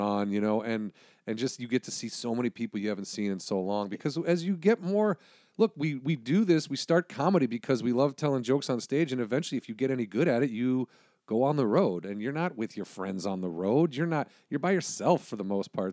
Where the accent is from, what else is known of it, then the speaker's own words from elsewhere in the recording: Illinois, United States; I'm from Illinois